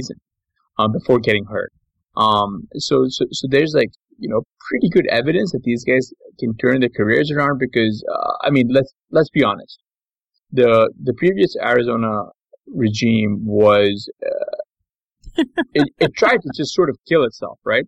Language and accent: English; Pakistan; now in United States; I'm a Pakistani, so like our food is a little bit different